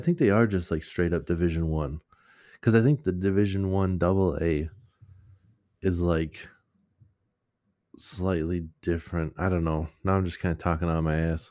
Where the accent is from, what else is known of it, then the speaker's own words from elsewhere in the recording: Minnesota, United States; we're from Minnesota